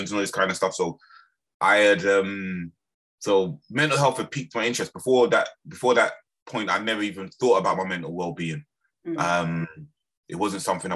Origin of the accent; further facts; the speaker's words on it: London, United Kingdom; also born or lived in Birmingham / Lewisham; I was born in Birmingham, the West Midlands. It's got a strong Jamaican community there, but I was actually raised in London, in Lambeth.